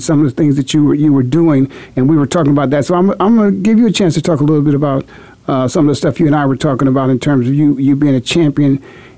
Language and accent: English; Canton, Ohio, United States; moved away; my hometown, a Hall of Fame city, Canton, Ohio.